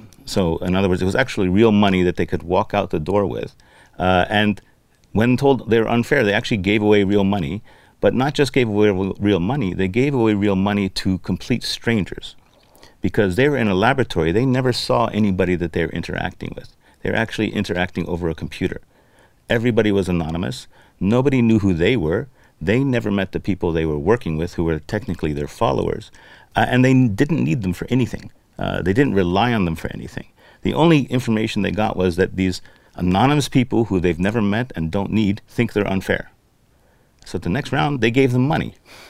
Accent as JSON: {"language": "English", "country": "Lebanon", "tie": "born or raised there", "said": "I grew up in Lebanon, which is a country that doesn't have much of a system or much of an ethical structure or even a government"}